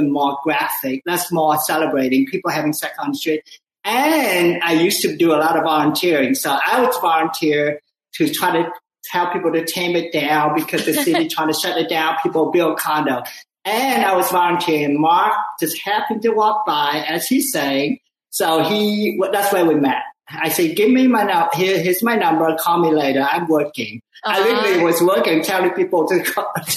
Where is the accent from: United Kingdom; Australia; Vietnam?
Vietnam; Ho Chi Minh City; now in United States; I was born in, during the war, Vietnam War. All I know is the war. Like, we hear bombing. I live in Saigon, like little China. I'm Chinese, but I'm from Vietnam